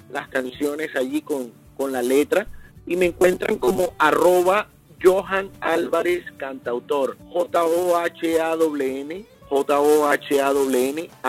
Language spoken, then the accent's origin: Spanish; Barranquilla, Atlántico, Colombia; now in United States; Bueno, yo soy eh, de Barranquilla, Colombia. Muchos dicen que no tengo acento de costeño. Eh, de vez en cuando se me sale uno que otro eh, palabra y entonces la gente, ah, sí, sí, sí, es de la costa.